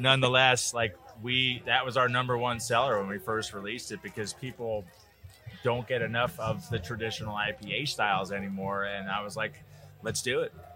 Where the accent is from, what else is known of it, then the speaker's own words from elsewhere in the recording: Midwest, United States; I'm from the Midwest